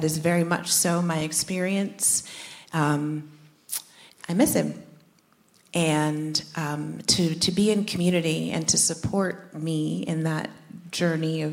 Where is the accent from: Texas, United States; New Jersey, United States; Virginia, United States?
New Jersey, United States; We grew up in Jersey, about an hour outside of the city